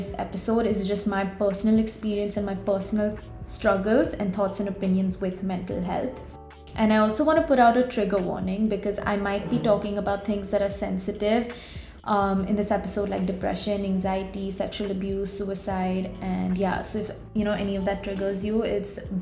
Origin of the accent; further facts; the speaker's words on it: Mumbai, Maharashtra, India; I'm a 21-year-old content creator from Mumbai